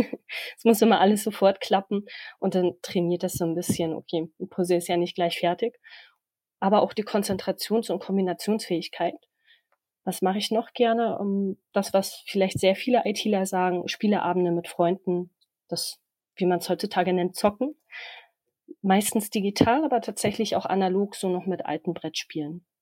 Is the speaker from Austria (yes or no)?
no; Hohenlockstedt, Schleswig-Holstein, Germany; now in Berlin, Germany; Ursprünglich komme ich aus Hohenlockstedt in Schleswig-Holstein. Vielleicht kennt das der eine oder andere. Momentan wohne ich aber in Berlin